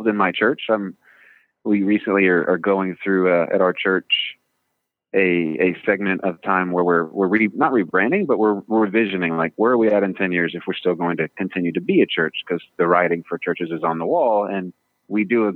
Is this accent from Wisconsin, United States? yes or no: no; Midland, Texas, United States; also born or lived in California / Washington; now in Virginia, United States; I grew up in Midland, Texas